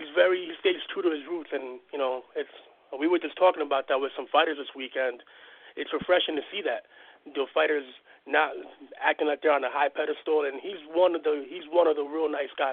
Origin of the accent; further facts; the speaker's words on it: Union City, New Jersey, United States; You're a Jersey boy, like I am. I'm originally from Union City in Jersey City, which isn't far from Hoboken